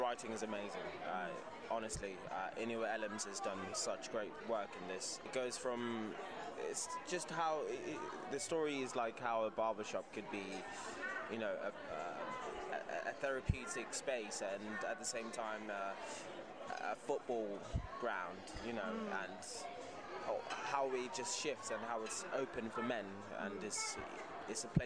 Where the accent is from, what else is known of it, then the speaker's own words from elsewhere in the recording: Zimbabwe; moved away; I'm from Zimbabwe